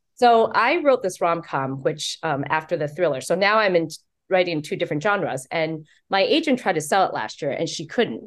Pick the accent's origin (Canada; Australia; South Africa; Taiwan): Taiwan; also born or lived in New York City; now in United States; I was born in Taiwan. Um, so as a Taiwanese American